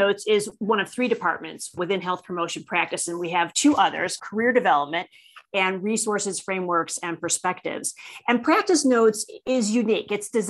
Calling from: Parker, Colorado, United States; And today I'm calling in from Parker, Colorado in the U.S.

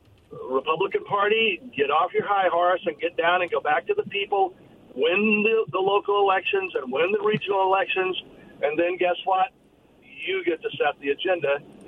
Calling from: Richland, Washington, United States; calling from Richland.

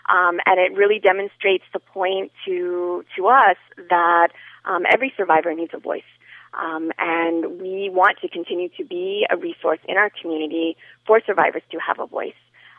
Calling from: Miami, Florida, United States; I am calling from Miami

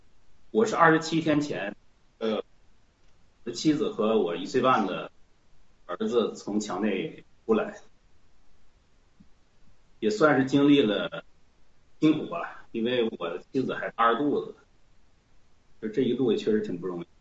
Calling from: Barcelona, Catalonia, Spain; 呃，全球的农战友，七哥好，我是来自西班牙巴塞，不简单。

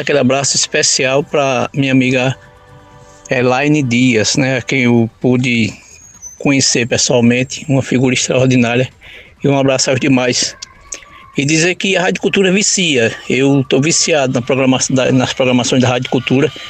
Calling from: Pernambuco, Brazil; sou aqui do Vassoural.

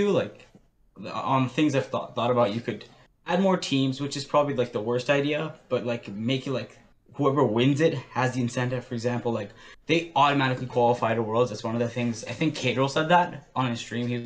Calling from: Ontario, Canada; Uh, I'm calling from Ontario.

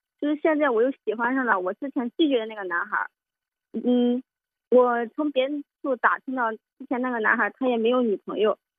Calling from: Xinyang, Henan, China; 我是来自河南信阳的听友

